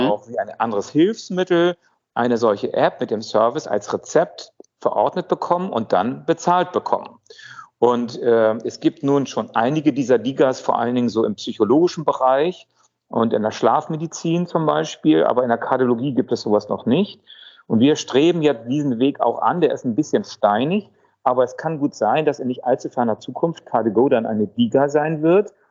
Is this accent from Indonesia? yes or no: no; Italy; Italienisches Restaurant, aber nicht so, wie wir das als Italiener uns vorstellen.